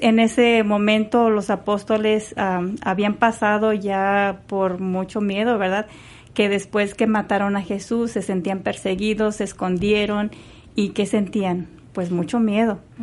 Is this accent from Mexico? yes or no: yes; Querétaro, Mexico; now in San Antonio, United States; soy originariamente de Querétaro, de México